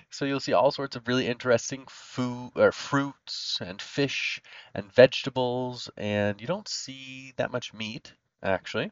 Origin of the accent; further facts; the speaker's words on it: United States; As an American